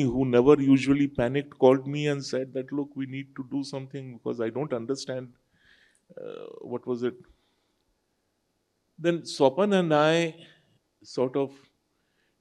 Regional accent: Jamshedpur, Jharkhand, India; English is a second language; I am a Dehati from Jamshedpur

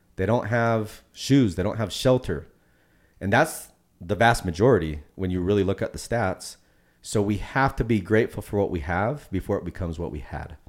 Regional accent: Puerto Rico; Fellow Boricua

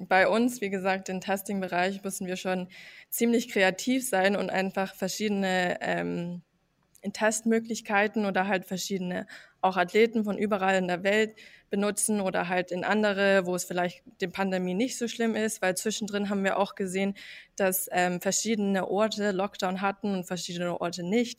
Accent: United States; German is a second language; now in Herzogenaurach, Germany; Also ich bin eigentlich ähm, in den USA aufgewachsen

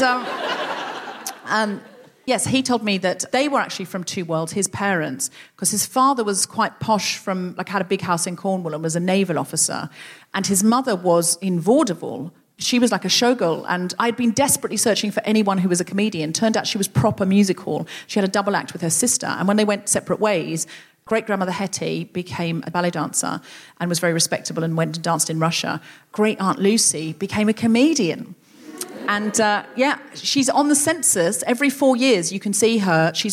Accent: Australia; now in England, United Kingdom; when I got here, I seemed Australian to people

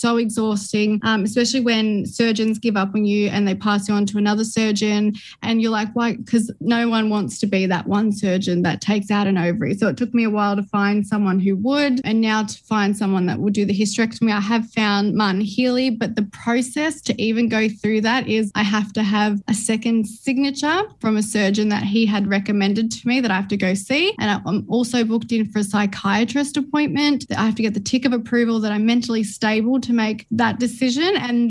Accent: Melbourne, Victoria, Australia; I grew up in Melbourne in the western suburbs, and I've got two sisters and an older brother.

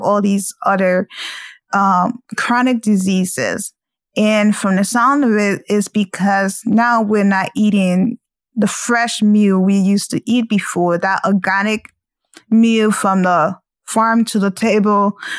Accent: Liberia; moved away; I'm originally from Liberia

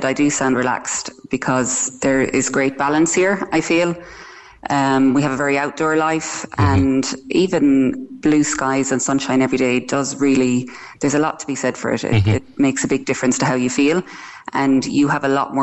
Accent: Ireland; moved away as an adult; now in Cyprus; it's something that we do as Irish that other nationalities don't seem

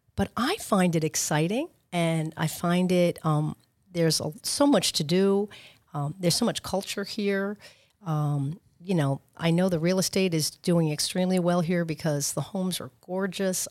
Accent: Long Island, New York, United States; moved away as an adult; now in Boca Raton, United States; I'm from Long Island, but I ve, spent a lot of time in New York City as well

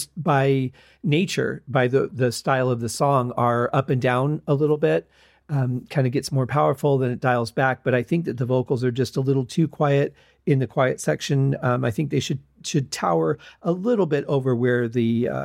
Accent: Michigan, United States; moved away; also born or lived in the desert; growing up in Michigan, we had lots of clouds and things that you could look at. As opposed to now living in the desert

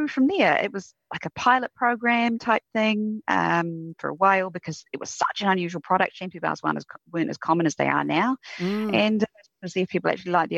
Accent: Queenstown, Otago, New Zealand; also born or lived in United Kingdom / Christchurch, New Zealand; When I moved up to Christchurch, because I grew up in Queenstown, to go to university

